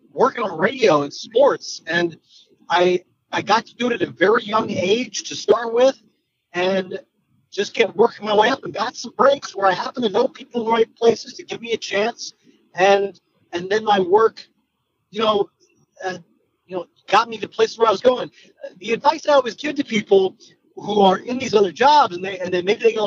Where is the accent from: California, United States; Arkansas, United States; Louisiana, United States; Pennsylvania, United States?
Pennsylvania, United States; I grew up in Pennsylvania, so I grew up watching the Phillies